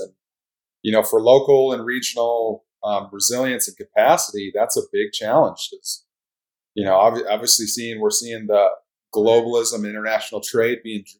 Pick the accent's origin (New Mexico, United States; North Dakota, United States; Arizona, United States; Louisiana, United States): North Dakota, United States; Williston; I'm originally from Western North Dakota, Northwestern North Dakota, Williston. It's called the heart of the Bakken. So it was really an agricultural, you know, kind of a small community when I was growing up.